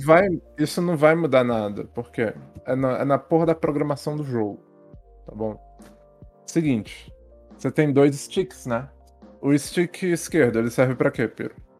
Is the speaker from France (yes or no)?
yes; France; Portuguese is a second language; moved away; eu sou francês